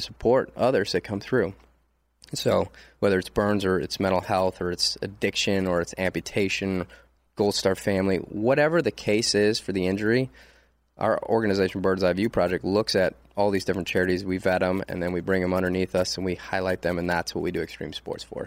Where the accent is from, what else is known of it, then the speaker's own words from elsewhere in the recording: Detroit, Michigan, United States; now in Texas, United States; I'm from Detroit, I'm proud